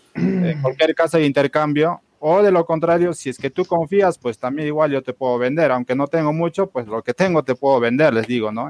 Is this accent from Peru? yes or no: yes; Peru; nosotros en, el Perú somos pues bastante practicantes del trueque